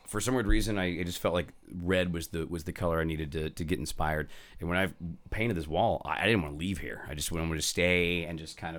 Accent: Northern California, United States; now in San Fernando Valley, United States; I moved to San Fernando Valley. I grew up in Northern California. I've been in San Fernando Valley, I guess, 10 or 15.

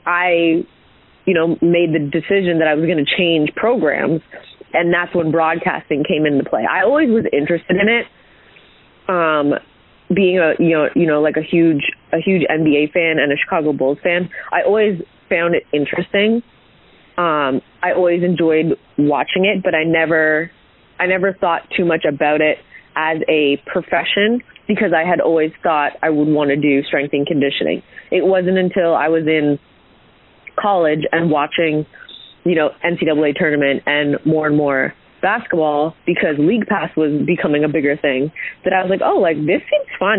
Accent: Hamilton, Ontario, Canada; I'm originally from Hamilton, Ontario, which is just outside of Toronto.

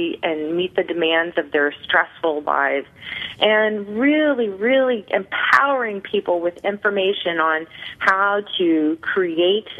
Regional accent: Clinton, Illinois, United States; moved away as an adult; also born or lived in New York area; now in New York, United States; I'm originally from Illinois, a small town called Clinton, where everybody went to work

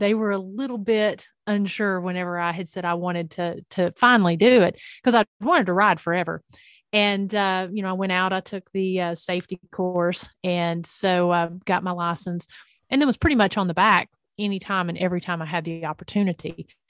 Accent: Northeast Tennessee, United States; I grew up in the mountains of East Tennessee, Northeast Tennessee to be exact.

